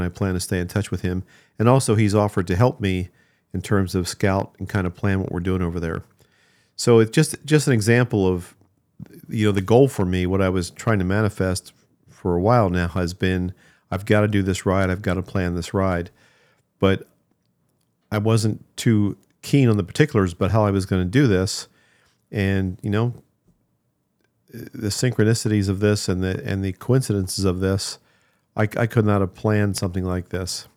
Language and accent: English; New Jersey, United States; moved away; I grew up in New Jersey there